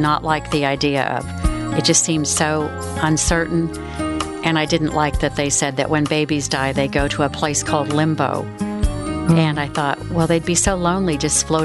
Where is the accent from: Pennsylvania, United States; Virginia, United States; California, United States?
California, United States; now in Dallas, United States; my hometown in California